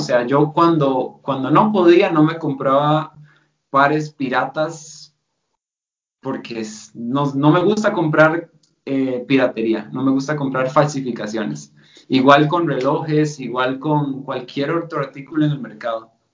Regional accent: Costa Rica; accent: Costa Rican; first language Spanish; moved away as an adult; also born or lived in Germany; yo soy costarricense y, tengo un acento particular de Costa

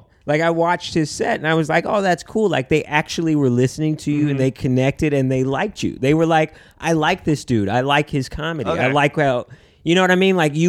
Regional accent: Cupertino, California, United States; I was born in San Jose, in Cupertino, {S4} okay. {S3} like Silicon Valley. And then, you know, I grew up there

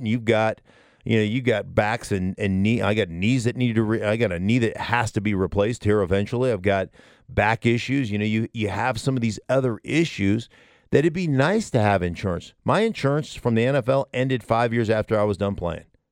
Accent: Alaska, United States; now in Denver, United States; I grew up in Alaska

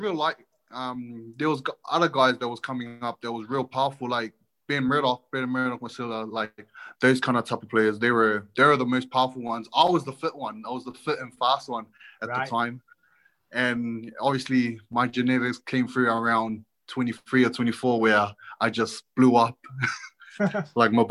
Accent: Auckland, New Zealand; moved away; I was born in South Auckland, Mangere, which is a pretty tough neighborhood, but it was really enjoyable. I had a lot of kids outside to play

